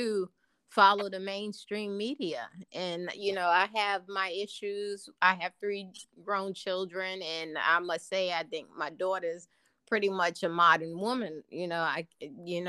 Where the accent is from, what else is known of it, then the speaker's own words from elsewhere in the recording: New York City, New York, United States; now in Virginia, United States; I live in Virginia, but I'm from New York City